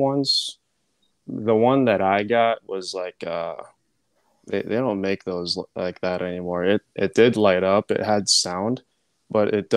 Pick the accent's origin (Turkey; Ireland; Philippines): Philippines; I'm Filipino